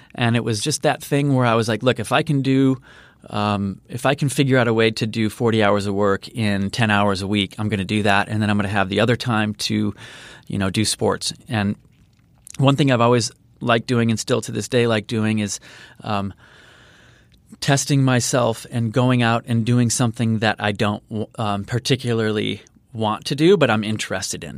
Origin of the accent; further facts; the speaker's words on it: Chicago, Illinois, United States; grew up on the south side of Chicago, so in the suburbs